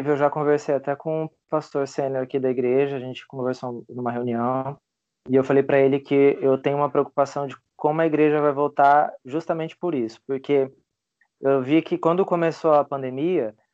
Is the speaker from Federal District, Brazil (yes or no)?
no; Fernandópolis, São Paulo, Brazil; moved away; Eu tenho choque cultural por ter saído de Fernandópolis, interior de São Paulo, e morar aqui no interior de Santa Catarina.